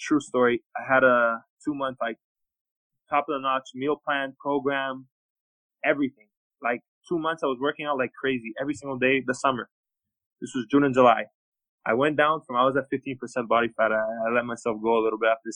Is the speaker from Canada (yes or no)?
yes; Toronto, Ontario, Canada; also born or lived in Belgrade, Serbia / United States; I grew up in Toronto